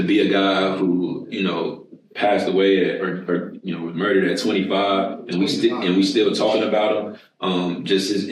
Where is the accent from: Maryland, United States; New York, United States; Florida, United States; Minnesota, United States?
Florida, United States; I'm from Florida